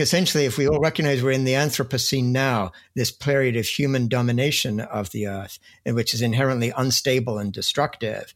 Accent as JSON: {"language": "English", "region": "England", "country": "United Kingdom", "tie": "born or raised there", "also_born_or_lived": "Cambridge, England", "moved": "as an adult", "lives_now": "United States", "said": "I grew up in England. When I was a student at Cambridge"}